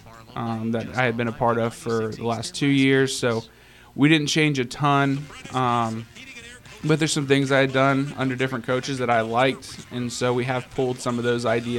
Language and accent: English; Orlando, Florida, United States; moved away as an adult; now in Tennessee, United States; I'm originally from Orlando, Florida.